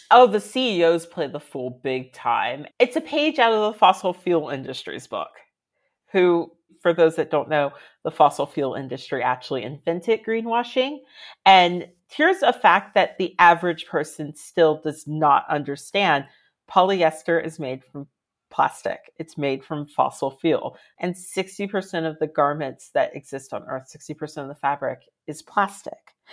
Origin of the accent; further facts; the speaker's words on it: Reston, Virginia, United States; moved away as an adult; now in London, United Kingdom; I'm from Reston, Virginia, which is the northern part of Virginia